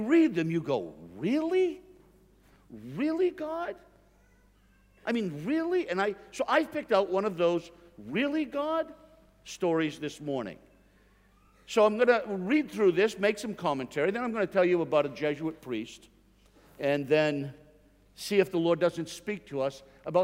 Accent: Northeast, United States; I'm from the Northeast in the United States, and we take off R's where they go, and we put them where they don't exist.

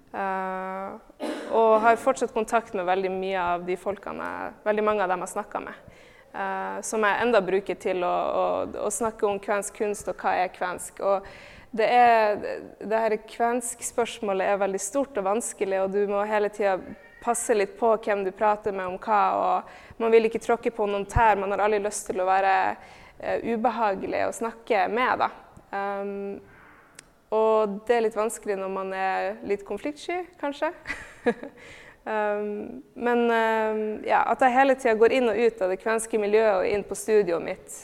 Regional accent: Tromsø, Troms, Norway; moved away; also born or lived in Oslo; jeg er født og oppvokst i Tromsø

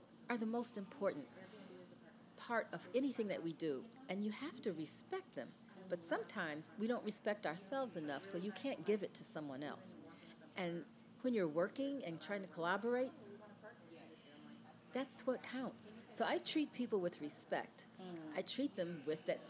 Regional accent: Cleveland, Ohio, United States; moved away as an adult; also born or lived in Chicago / New York; I grew up in the Midwest in Cleveland.

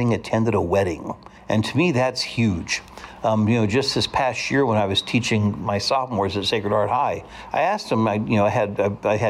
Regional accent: Hutchinson, Kansas, United States; also born or lived in Salina, Kansas; growing up in Hutchinson, Kansas, and our neighborhood was crawling with kids

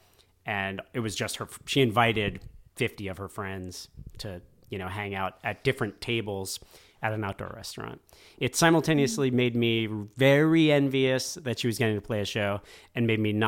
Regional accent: Miami, Florida, United States; moved away as an adult; I grew up in Miami

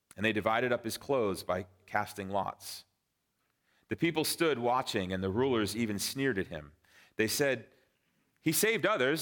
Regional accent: Framingham, Massachusetts, United States; moved away as an adult; also born or lived in Lilongwe, Malawi / Vienna, Austria / Cape Cod, Massachusetts; my wife and I grew up in Framingham, Sudbury. So we are Massachusetts natives

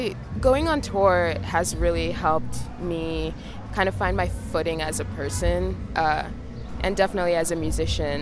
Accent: New York, United States; as a New Yorker

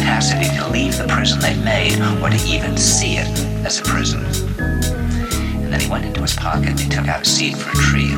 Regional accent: New York, United States; I said, "New York."

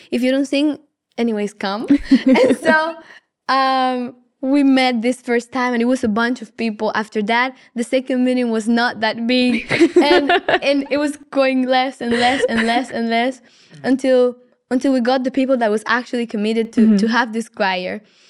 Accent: Colombia; from Colombia.

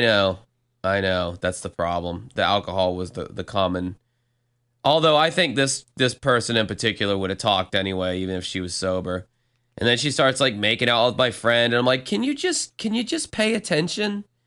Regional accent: Florida, United States; first language English; my home state of Florida

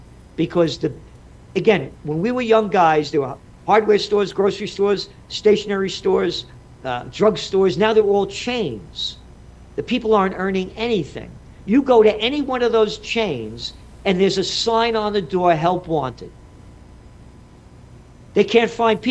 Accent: New York City, New York, United States; I'm a New Yorker

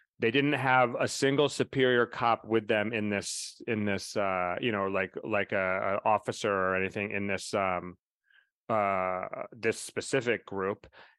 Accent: Florida, United States; I was brought up in Florida schools, and I know what racism is.

